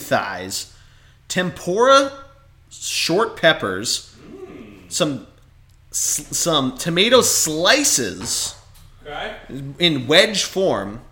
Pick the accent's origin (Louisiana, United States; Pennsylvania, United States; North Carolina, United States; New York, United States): Pennsylvania, United States; Tredyffrin; The township I grew up